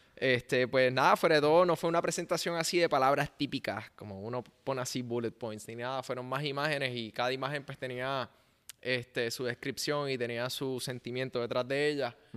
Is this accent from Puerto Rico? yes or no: yes; Puerto Rico; first language Spanish; es su primer lenguaje como puertorriqueño